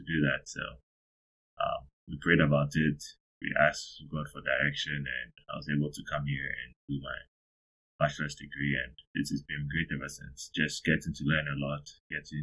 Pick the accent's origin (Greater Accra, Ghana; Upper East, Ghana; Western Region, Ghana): Greater Accra, Ghana; Accra; moved away as an adult; also born or lived in Evansville, Indiana, United States; now in San Antonio, United States; I'm from Accra, Ghana. I'm from a small nuclear family, mom, dad, and an older brother. I basically did most of my schooling in Accra, Ghana.